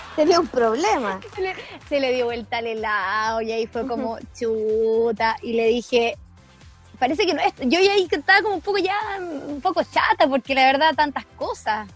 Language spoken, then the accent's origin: Spanish; San Javier, Maule, Chile; moved away as an adult; also born or lived in Concepción; un chiquillo que yo conocía de mi pueblo, porque yo soy de San Javier, región del Maule